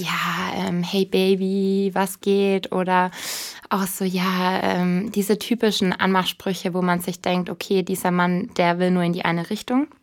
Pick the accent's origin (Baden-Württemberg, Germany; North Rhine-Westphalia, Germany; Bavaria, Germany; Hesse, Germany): Bavaria, Germany; also born or lived in Munich; ich komme ursprünglich aus Bayern